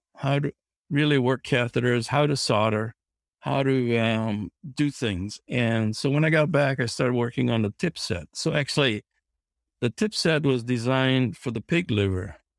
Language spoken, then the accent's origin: English; Kauai, Hawaii, United States; moved away as an adult; also born or lived in Corvallis, Oregon; I grew up on Kauai in Hawaii